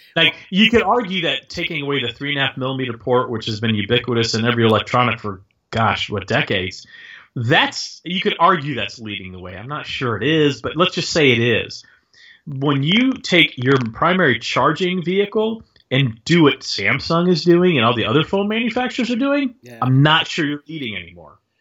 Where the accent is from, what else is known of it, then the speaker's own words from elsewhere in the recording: Texas, United States; I grew up in Texas